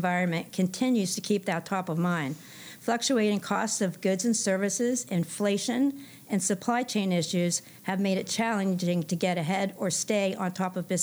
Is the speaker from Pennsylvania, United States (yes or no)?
yes; Pennsylvania, United States; moved away as an adult; also born or lived in Washington, D.C. area; now in Stuart, United States; I'm originally from Pennsylvania. You can probably tell by my accent, but I spent most of my adult life in the greater Washington, D.C. area